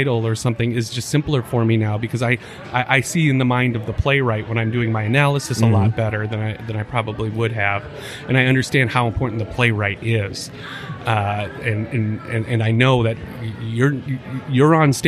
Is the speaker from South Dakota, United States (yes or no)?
yes; Aberdeen, South Dakota, United States; also born or lived in Vermillion, South Dakota; growing up in Aberdeen